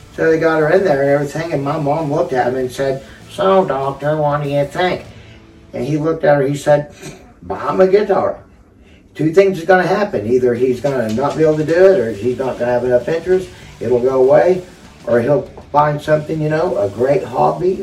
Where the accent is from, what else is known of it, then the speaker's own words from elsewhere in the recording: Lindsay, Oklahoma, United States; my hometown of Lindsay